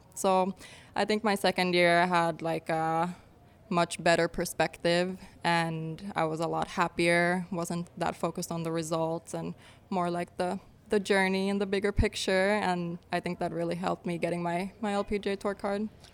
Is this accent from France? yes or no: no; Finland; moved away as an adult; also born or lived in New York / Florida; now in San Diego, United States; I grew up in Finland. Uh, we moved back when I was four.